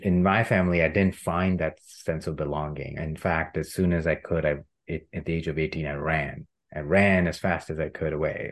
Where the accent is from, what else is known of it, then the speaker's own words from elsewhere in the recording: India; I grew up in India as a middle class cis Hindu man